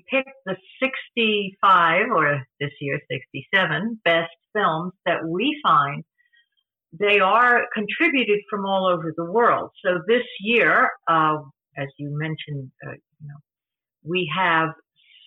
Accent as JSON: {"language": "English", "town": "New York City", "region": "New York", "country": "United States", "moved": "yes", "said": "I'm from New York, New York City originally"}